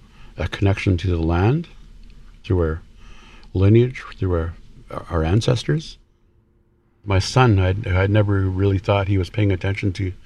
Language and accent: English; Bella Coola, British Columbia, Canada; I was born and raised here in Bella Coola